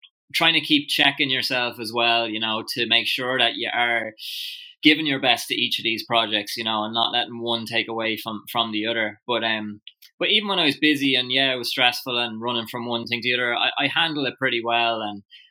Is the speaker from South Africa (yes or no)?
no; Drogheda, County Louth, Ireland; I was born in Drogheda originally, and then my family moved out to the countryside just outside Drogheda when I was about 5. So I still went to school in Drogheda